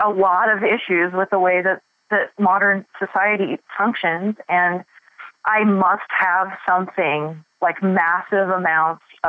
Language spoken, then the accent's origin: English; Boise, Idaho, United States; I was born and raised in Boise